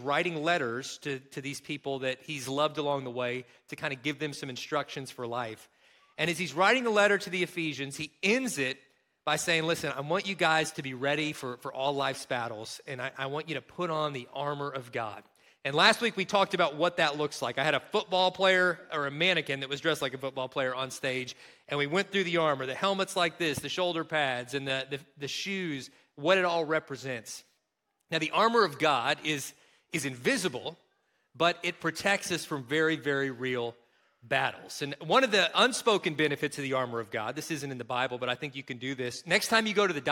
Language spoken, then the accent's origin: English; Kentucky, United States; accent: Kentucky; moved away; my home state of Kentucky